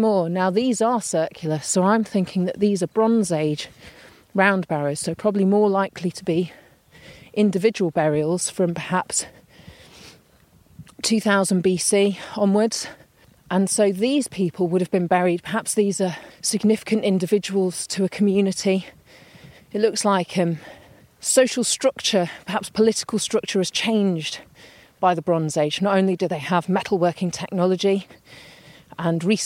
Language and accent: English; near Manchester, North West England, United Kingdom; I grew up near Manchester